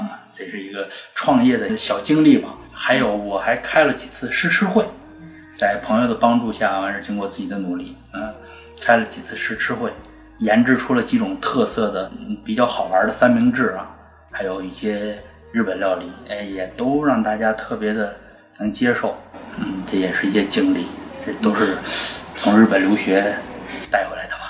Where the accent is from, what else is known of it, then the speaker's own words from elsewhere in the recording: China; moved away as an adult; also born or lived in Japan; 因为就是我一个中国人